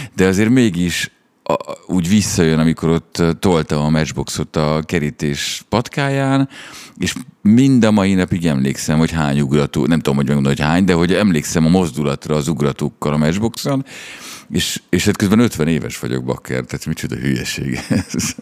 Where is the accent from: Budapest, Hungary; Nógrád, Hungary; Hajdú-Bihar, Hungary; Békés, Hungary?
Budapest, Hungary; a csajom mamája az ugyanabban az utcában lakik, mint ahol én fölnőttem